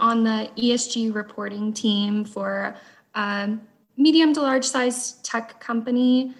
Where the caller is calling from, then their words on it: Fort Worth, Texas, United States; I am in the Fort Worth, Texas area.